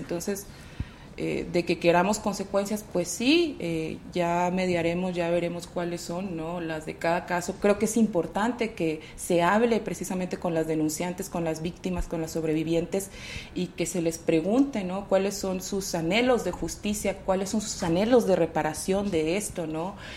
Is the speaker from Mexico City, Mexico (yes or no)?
no; Nuevo León, Mexico; en el estado de donde yo soy originaria, Nuevo León